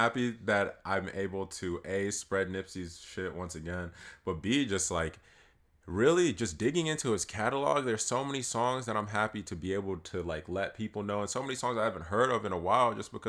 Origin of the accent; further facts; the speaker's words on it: East Coast, United States; I'm from the East Coast